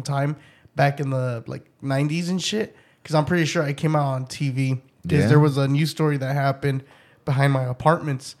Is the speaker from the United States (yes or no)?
yes; Los Angeles, California, United States; moved away; also born or lived in Pomona; I was born in East